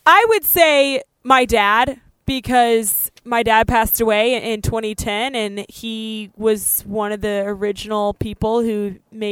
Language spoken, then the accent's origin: English; Denver, Colorado, United States; it's my hometown, you know, Denver